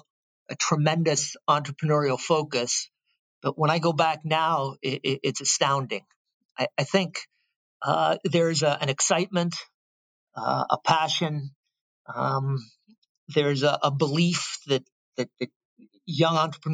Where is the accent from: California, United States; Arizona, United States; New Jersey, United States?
California, United States; Stanford; I was born and raised on the Stanford campus.